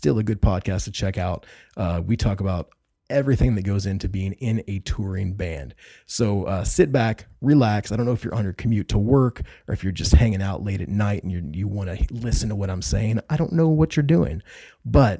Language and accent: English; Indianapolis, Indiana, United States; I'm from Indiana. I grew up around Indianapolis, Indiana